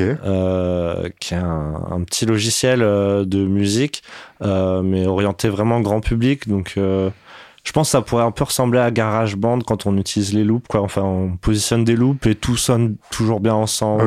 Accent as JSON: {"language": "French", "town": "Paris", "region": "Île-de-France", "country": "France", "tie": "born or raised there", "said": "je suis né à Paris, dans le treizième arrondissement, à la clinique Isis."}